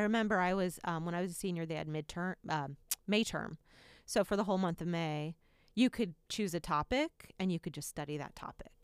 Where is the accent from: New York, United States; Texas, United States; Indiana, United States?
Indiana, United States; moved away; growing up here in Indiana